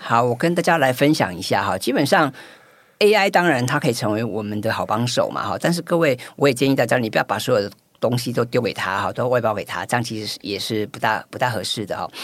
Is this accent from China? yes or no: no; Taiwan; 我们台湾人好像比，也普遍来讲比较不，不喜欢发文